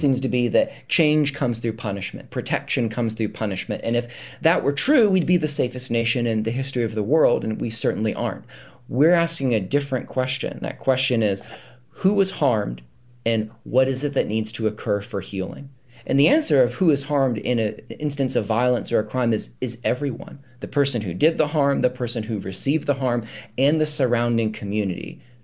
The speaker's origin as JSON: {"language": "English", "region": "North Carolina", "country": "United States", "tie": "born or raised there", "moved": "as an adult", "lives_now": "Charlottesville, United States", "said": "we grew up in North Carolina"}